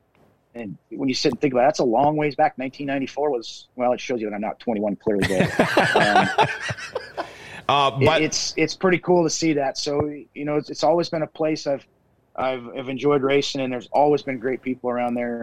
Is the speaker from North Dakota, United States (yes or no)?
yes; Minot, North Dakota, United States; now in Fargo, United States; growing up in Minot